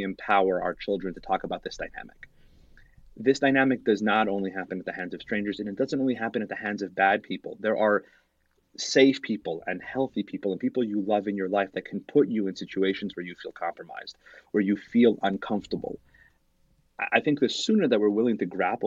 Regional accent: Salt Lake City, Utah, United States; When I was growing up, I grew up in Salt Lake City

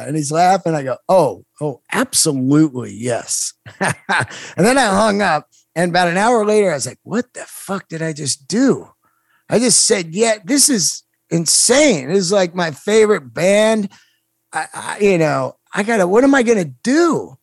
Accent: Bay Area, California, United States; now in Los Angeles, United States; I grew up in the Bay Area

